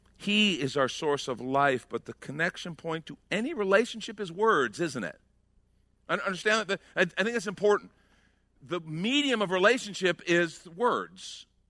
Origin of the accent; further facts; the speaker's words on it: outside of Chicago, Illinois, United States; we grew up outside of Chicago